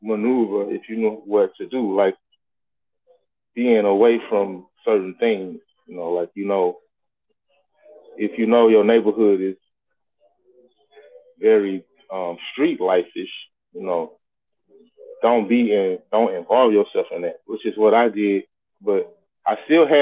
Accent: St. Louis, Missouri, United States; I grew up in Walnut Park

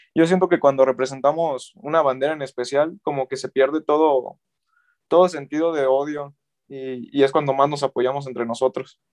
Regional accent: Mexico; yo como mexicano

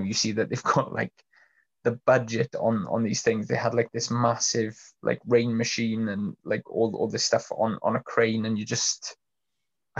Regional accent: Troedyrhiw, Wales, United Kingdom; I grew up in Troy Deroux, which is like a stone's throw away from Aberfan.

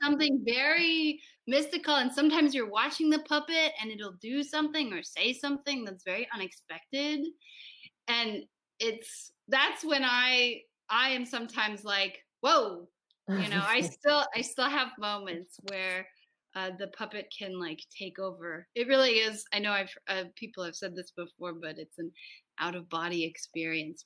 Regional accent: United States; I am from the United States, and I'm the director

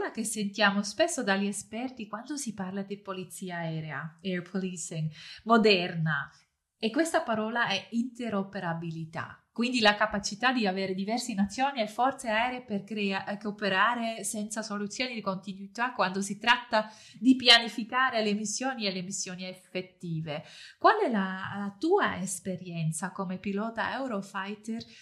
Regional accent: Switzerland; hier bei uns in der Schweiz

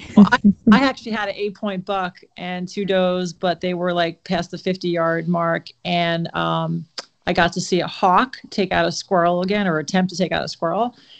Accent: Shelter Island, New York, United States; born or raised there

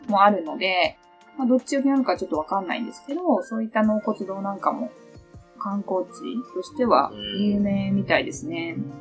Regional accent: Lake Shikotsu area, Hokkaido, Japan; 私の地元にある、さっきお話しした湖、支笏湖って言うんですけど

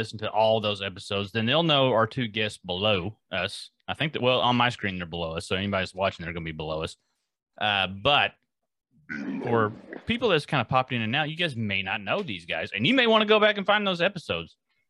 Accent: France; I come from France.

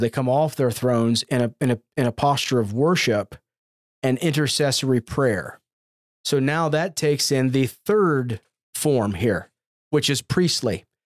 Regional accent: United States; as American Christians

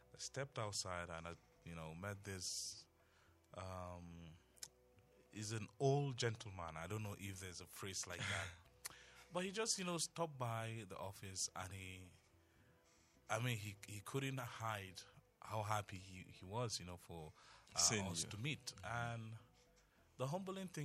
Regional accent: Tarok, Plateau, Nigeria; first language Tarok; English is a second language; how progressive my native tongue is

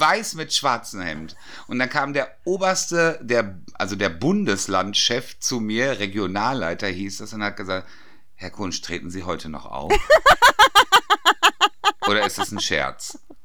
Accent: Dortmund, North Rhine-Westphalia, Germany; im Strobels bei uns in Dortmund gearbeitet

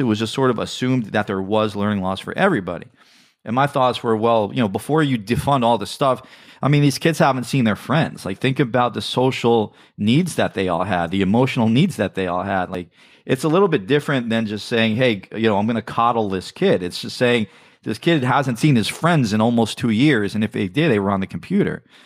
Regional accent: New York City, New York, United States; I grew up in the New York City area

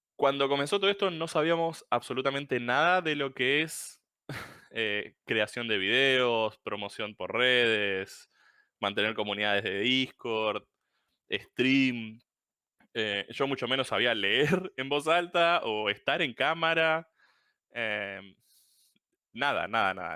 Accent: Puerto Madryn, Chubut, Argentina; soy de Chubut, Puerto Madryn, un, pueblito bien perdido por el sur de la Patagonia

